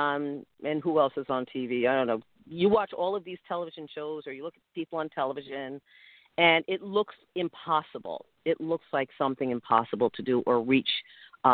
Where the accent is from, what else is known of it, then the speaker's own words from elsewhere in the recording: New York City, New York, United States; now in New Jersey, United States; I grew up in Brooklyn. I love Brooklyn.